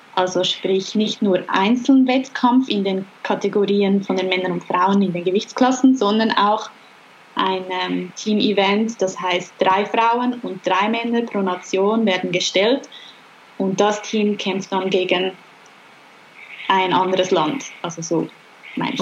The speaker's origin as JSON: {"language": "German", "town": "Regensdorf", "region": "Zurich", "country": "Switzerland", "tie": "born or raised there", "said": "in unserer Nähe, wo ich aufgewachsen bin"}